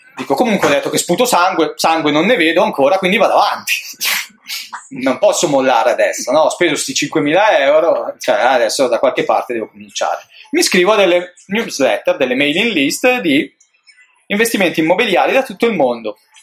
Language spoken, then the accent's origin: Italian; Brianza, Lombardy, Italy; Io sono nato in Brianza